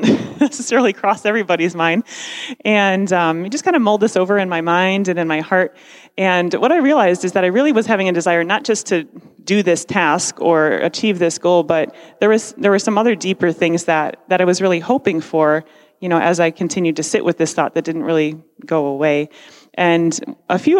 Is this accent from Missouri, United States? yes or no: no; Parma, Ohio, United States; I'm from Parma